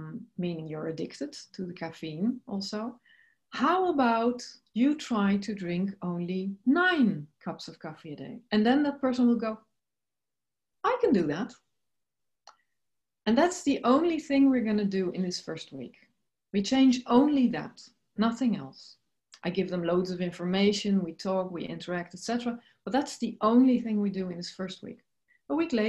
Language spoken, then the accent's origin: English; Netherlands; I'm originally from the Netherlands